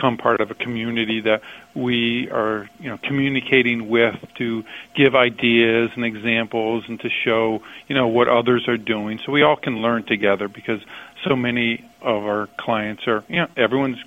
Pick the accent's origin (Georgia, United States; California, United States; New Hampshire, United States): New Hampshire, United States; I told you I was from New Hampshire